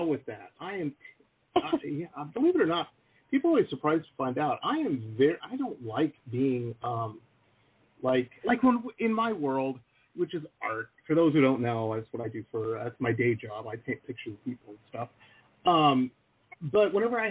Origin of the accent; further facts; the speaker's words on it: Detroit, Michigan, United States; I grew up in Detroit, so of course, you know, Motown